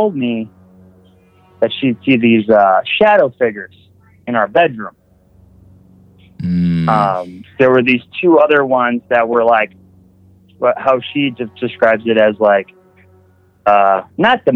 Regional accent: Wisconsin, United States; now in West Virginia, United States; I'm from Wisconsin

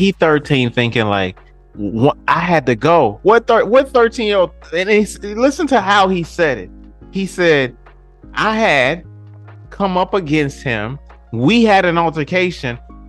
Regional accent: Detroit, Michigan, United States; now in Memphis, United States; I'm from Michigan, y'all. I'm trying to get out the cold. I'm down south now.

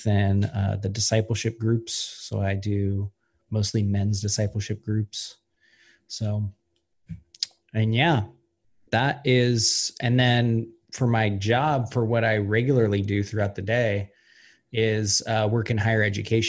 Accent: Ellensburg, Washington, United States; also born or lived in Yakima; I grew up in kind of the southern central Washington portion, which is like Ellensburg and Yakima

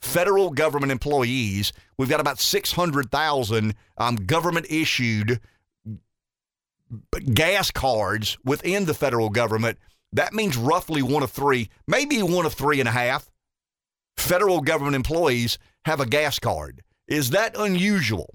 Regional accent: the South, United States; as a Southerner

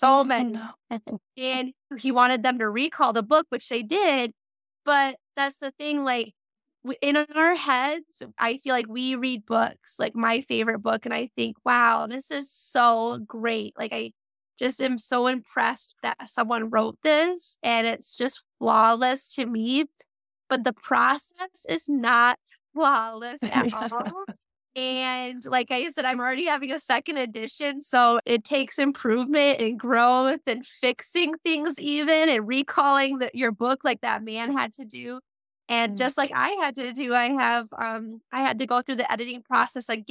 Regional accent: Muskegon, Michigan, United States; moved away; my hometown Barnes & Noble

